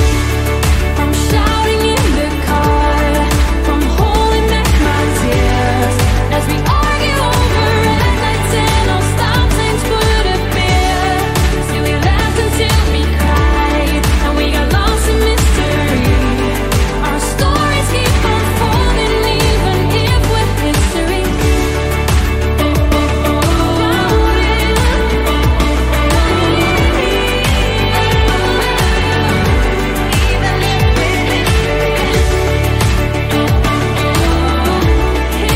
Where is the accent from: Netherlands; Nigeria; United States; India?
Netherlands; my home country, the Netherlands